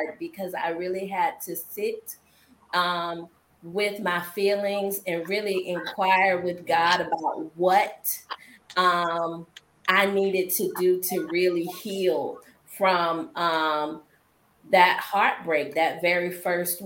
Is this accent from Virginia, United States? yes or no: yes; Norfolk, Virginia, United States; I am from Norfolk, Virginia